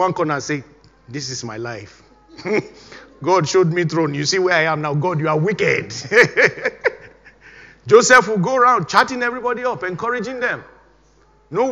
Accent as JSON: {"language": "English", "country": "Nigeria", "moved": "as an adult", "said": "I was still living, of course, in Nigeria then, my home country"}